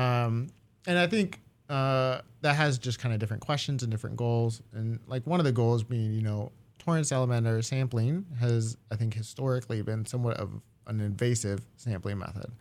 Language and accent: English; Japan; moved away; I grew up in Japan mostly, uh, as a kid